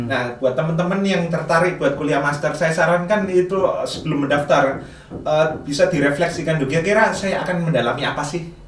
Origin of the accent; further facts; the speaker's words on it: Surabaya, East Java, Indonesia; Nah, saya kebetulan dari Surabaya itu mantau terus kalau kalau luang dulu waktu les juga saya main ke bibliotek